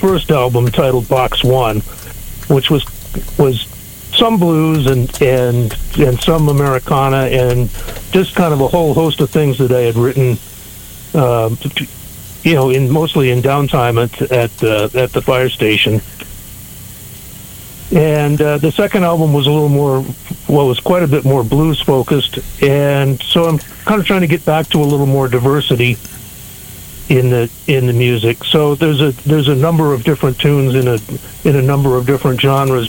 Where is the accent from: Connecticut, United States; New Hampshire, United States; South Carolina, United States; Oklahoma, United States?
New Hampshire, United States; also born or lived in Chicago, Illinois; grew up in New Hampshire.